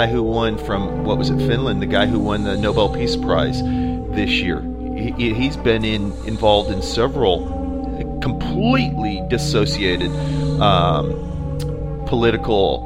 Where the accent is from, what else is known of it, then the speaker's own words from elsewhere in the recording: United States; as an American who is part of a federal republic